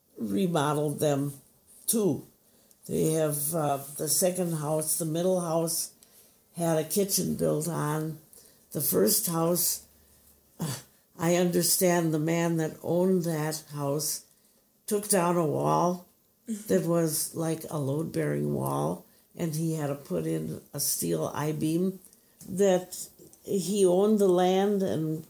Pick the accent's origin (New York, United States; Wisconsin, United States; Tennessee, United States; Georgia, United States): Wisconsin, United States; Milwaukee; also born or lived in Pewaukee, Wisconsin; I grew up in Milwaukee, and after I got out of high school, I took a job in an insurance agency